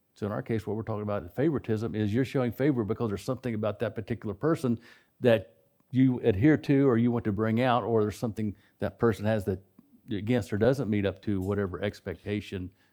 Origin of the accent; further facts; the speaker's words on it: West Virginia, United States; I grew up in West Virginia